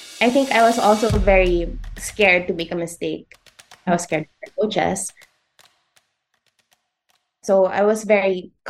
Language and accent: English; Iligan, Northern Mindanao, Philippines; also born or lived in Manila; I was born in Manila, raised in Iligan, so that's in Lanao del Norte